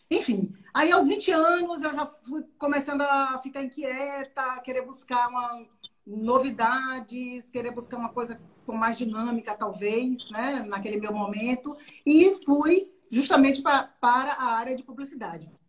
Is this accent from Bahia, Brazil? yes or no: yes; Maragogipe, Bahia, Brazil; now in Salvador, Brazil; eu quando eu vim do interior, eu vim da cidade de Maragogipe, do Recôncavo, que eu vi aquela coisa de estudar